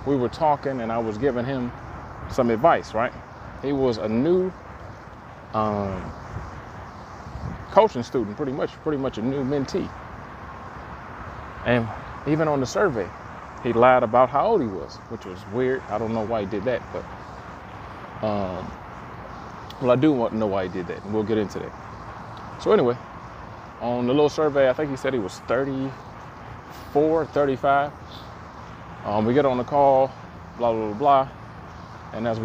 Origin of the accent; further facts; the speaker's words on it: Detroit, Michigan, United States; I'm from Detroit, and the neighborhood I grew up